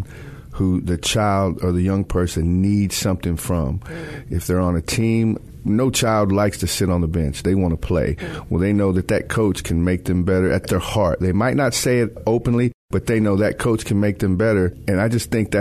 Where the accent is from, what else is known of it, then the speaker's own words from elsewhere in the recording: Texas, United States; now in Memphis, United States; I grew up in Texas